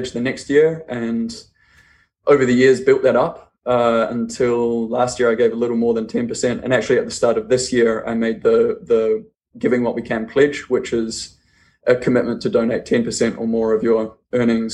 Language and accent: English; New Zealand; I'm from New Zealand. I grew up actually on a farm in the middle of nowhere in New Zealand